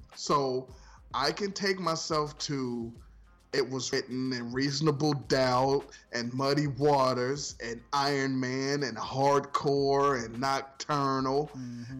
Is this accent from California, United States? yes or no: no; Ohio, United States; From Ohio